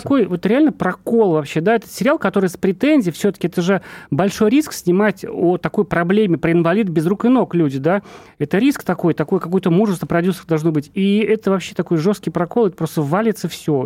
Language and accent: Russian; Urals, Russia; also born or lived in Ufa; Я сам с Урала тоже